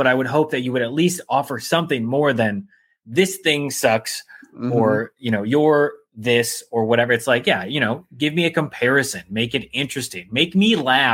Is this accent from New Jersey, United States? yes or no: no; Chicago, Illinois, United States; I was born in Chicago